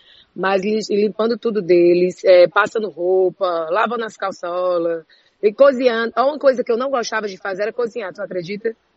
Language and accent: Portuguese; Juazeiro do Norte, Ceará, Brazil; moved away; eu sou do interior do Ceará, eu sou de Juazeiro do Norte. Eu, eu cresci vendo fogueira na frente de casa no período de São João.